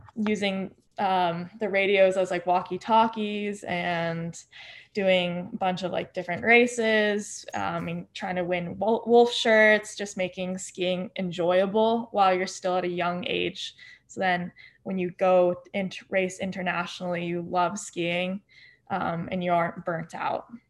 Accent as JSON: {"language": "English", "town": "Park City", "region": "Utah", "country": "United States", "tie": "born or raised there", "said": "I grew up in Park City, Utah"}